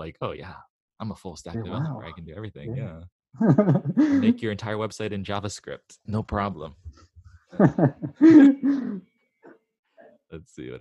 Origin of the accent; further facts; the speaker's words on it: Hawaii, United States; I grew up in Hawaii